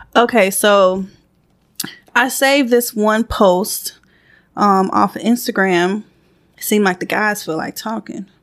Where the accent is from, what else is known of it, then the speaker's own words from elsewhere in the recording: Georgia, United States; also born or lived in St. Croix, US Virgin Islands; I moved up to Georgia when I think I was about five.